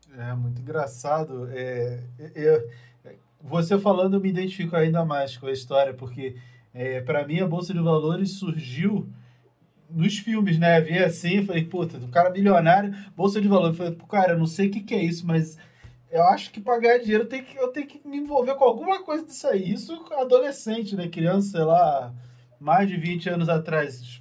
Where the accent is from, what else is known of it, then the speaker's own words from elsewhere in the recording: Rio de Janeiro, Brazil; eu sou carioca